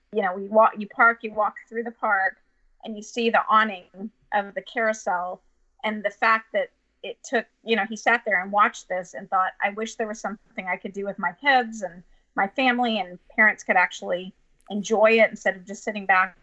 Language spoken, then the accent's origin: English; Florida, United States; now in Houston, United States; I grew up in Florida.